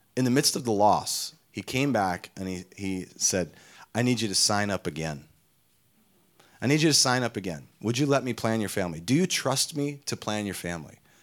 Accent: Minnesota, United States; we hail from Minnesota

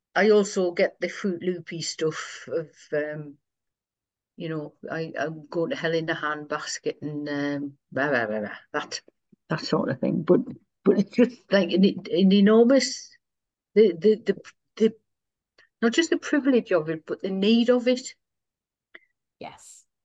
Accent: Sunderland, North East England, United Kingdom; accent: local; I'm born and raised in Sunderland and, and, and that's, that's where I minister

